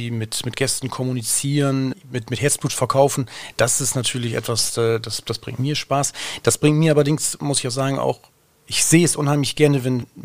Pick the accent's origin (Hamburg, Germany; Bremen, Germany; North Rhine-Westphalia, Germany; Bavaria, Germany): Bremen, Germany; Bremerhaven; moved away as an adult; Ähm, ich komme ja aus Bremerhaven, bin dann auch natürlich nach dem Abitur weggegangen